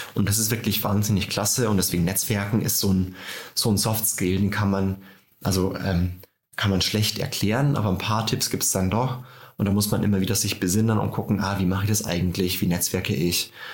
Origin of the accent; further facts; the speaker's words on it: Tirschenreuth, Bavaria, Germany; now in Berlin, Germany; bei mir zu Hause in Tirschenreuth in Bayern, da ticken die Uhren langsamer